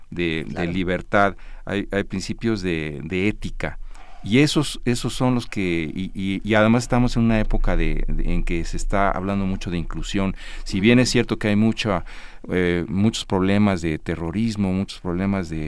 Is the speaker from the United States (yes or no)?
yes; United States; born there; por haber nacido fuera de, yo nací en Estados Unidos